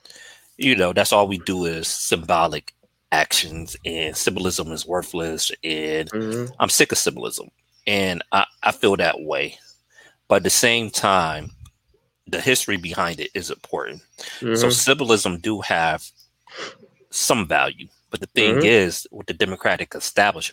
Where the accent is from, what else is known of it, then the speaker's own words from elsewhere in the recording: Buffalo, New York, United States; I grew up in Buffalo, like, we had Juneteenth celebrations ever since I can remember